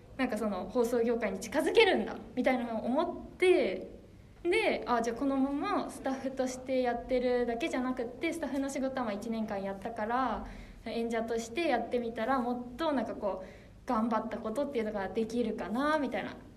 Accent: Fukushima, Japan; moved away; 私は福島出身

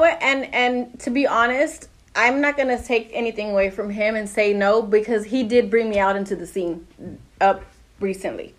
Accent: Pasadena, California, United States; Born and raised in Pasadena, so I'm from Pasadena.

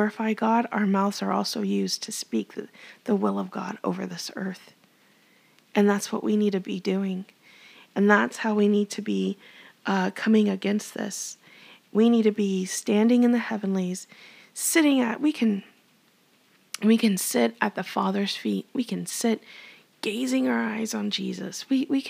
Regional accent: Texas, United States

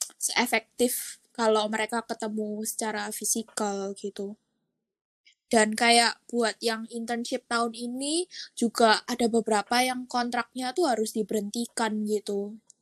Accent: Surabaya, East Java, Indonesia; now in Singapore; Aku juga asal Surabaya dan aku sekarang lagi kuliah di Singapura

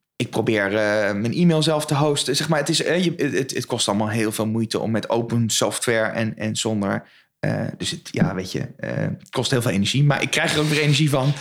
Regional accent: Westland, South Holland, Netherlands; moved away as an adult; also born or lived in Utrecht / Arnhem; now in Zwolle, Netherlands; ik kom oorspronkelijk uit Westland

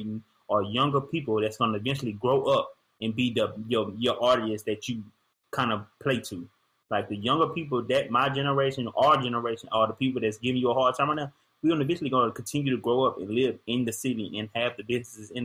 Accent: Shreveport, Louisiana, United States; my hometown Shreveport

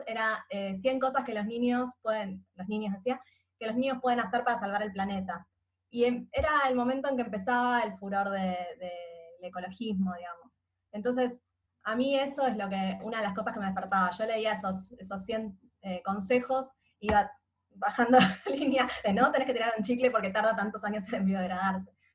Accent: Buenos Aires, Argentina; Yo nací y siempre viví en Capital Federal

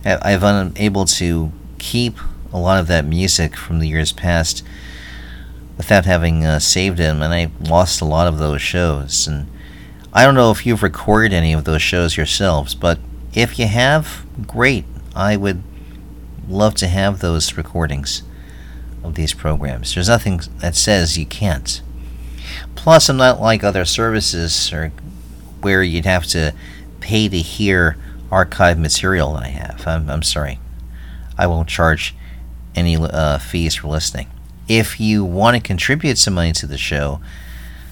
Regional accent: New York, United States; growing up in New York, growing up near the beaches

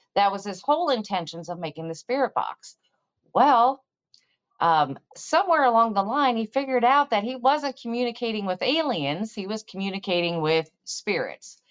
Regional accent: Missouri, United States; from Missouri, so you need to show me because I'm from the show me state

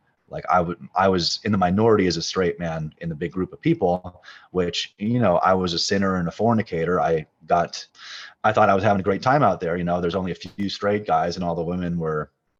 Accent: Chicago, Illinois, United States; I grew up in Chicago in a Reformed Jewish household, not a devout one

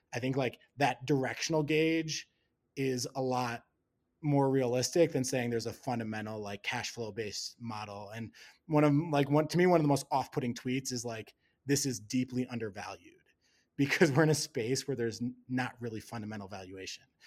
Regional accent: Wisconsin, United States; moved away as an adult; also born or lived in Hong Kong; now in Colorado, United States; grew up in Wisconsin

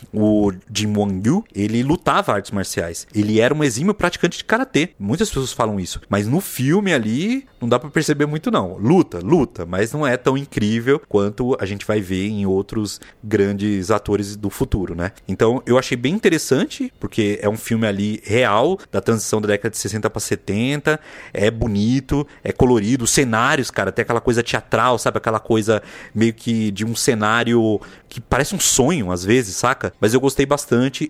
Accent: Bahia, Brazil; now in São Paulo, Brazil; Eu lembro de quando era criança na Bahia, veja só, lá 92, 91

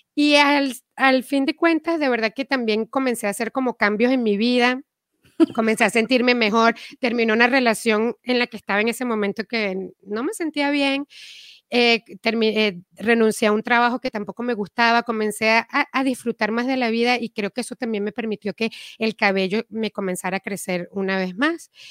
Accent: Venezuela; moved away as an adult; also born or lived in Caracas; now in Miami, United States; yo vengo de Venezuela, me mudé a Miami

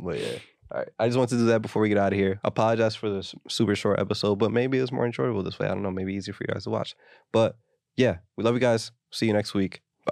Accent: United States; we're American

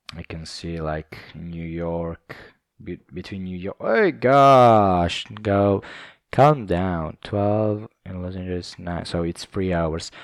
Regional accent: Southern Italy, Italy; English is a second language; I'm from South Italy

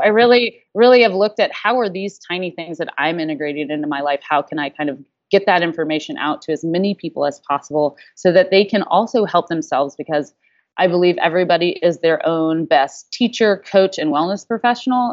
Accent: the South, United States; growing up in the South in a food culture

